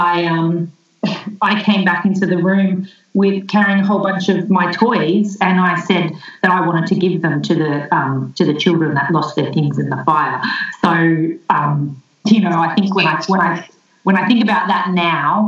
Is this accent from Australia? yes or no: yes; Melbourne, Victoria, Australia; I grew up in Melbourne, and I'm back living in Melbourne now.